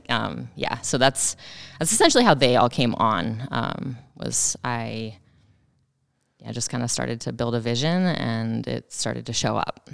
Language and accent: English; Moorcroft?, Wyoming, United States; moved away as an adult; also born or lived in Greeley, Colorado; now in Sheridan, United States; I'm originally from Wyoming. I grew up over the mountain in Moreland.